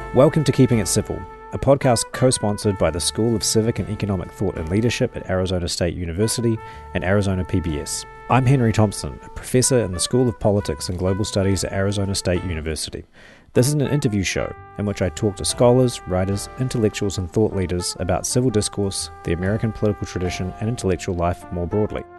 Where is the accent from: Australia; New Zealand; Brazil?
New Zealand; moved away as an adult; also born or lived in United States / Oxford, England; as a New Zealander